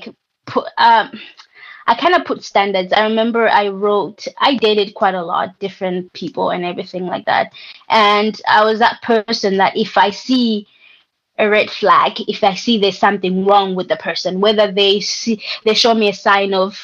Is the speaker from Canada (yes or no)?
no; Malawi; growing up in Malawi